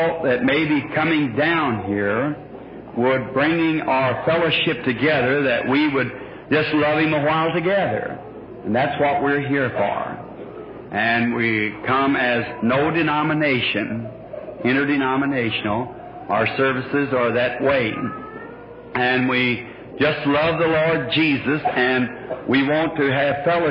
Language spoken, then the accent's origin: English; Burkesville, Kentucky, United States; moved away; this lovely state of Kentucky again, my home state.